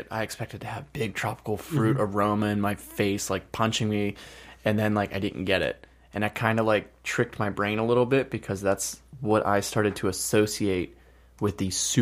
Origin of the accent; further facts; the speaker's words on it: United States; I'm American